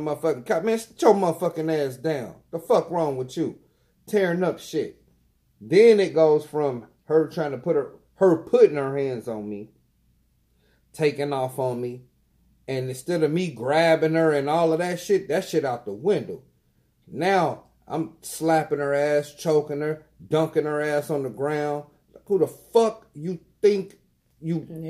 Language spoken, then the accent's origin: English; Dayton, Ohio, United States; I'm from Dayton